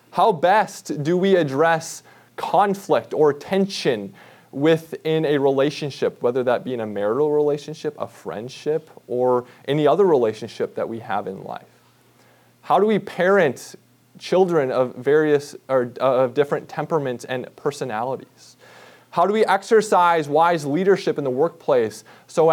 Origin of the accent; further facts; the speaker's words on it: Minnesota, United States; growing up in Minnesota, my dad did and still does tap his own maple trees every spring